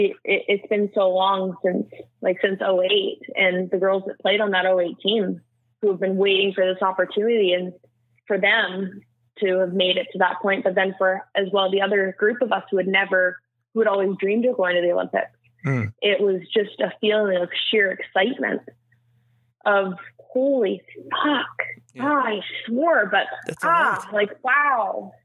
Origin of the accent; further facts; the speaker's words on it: Canada; There was us Canadians.